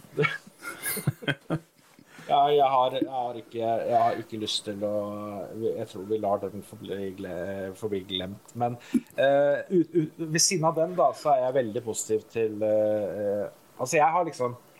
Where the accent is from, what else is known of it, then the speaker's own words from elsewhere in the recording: Oslo, Norway; Jeg vokste opp på Nordstrand uh, i Oslo